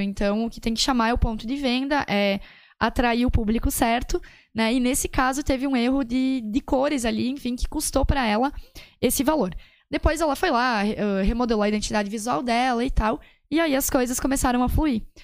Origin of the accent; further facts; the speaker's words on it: Serafina Corrêa, Rio Grande do Sul, Brazil; Eu sou de Serafina, eu trabalho lá